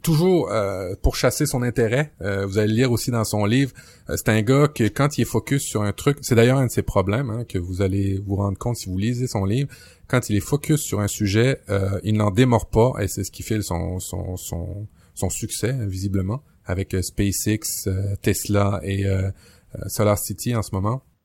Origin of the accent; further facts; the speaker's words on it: Quebec, Canada; chez nous au Québec